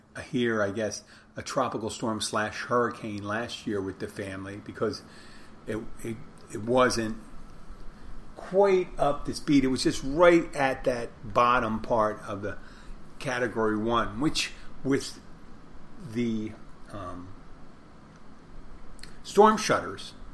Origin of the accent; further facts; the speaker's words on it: Philadelphia, Pennsylvania, United States; moved away; I come from Philadelphia